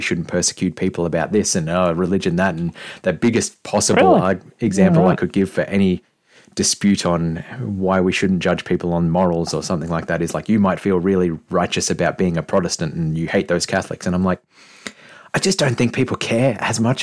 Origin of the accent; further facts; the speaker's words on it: Australia; I'm too Australian